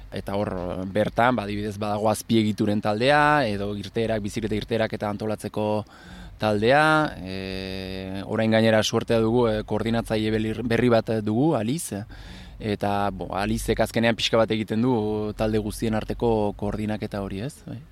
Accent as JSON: {"language": "Basque", "area": "Gipuzkoa", "region": "Basque Country", "country": "Spain", "tie": "born or raised there", "moved": "yes", "lives_now": "Bayonne, France", "said": "sortzez e, eh, Gipuzko arra, eta hori, ba, bai honan bizi naiz duela sai urtetikan"}